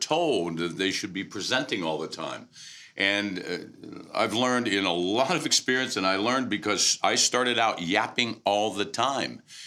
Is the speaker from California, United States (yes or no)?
no; Pittsburgh, Pennsylvania, United States; I'm originally from Pittsburgh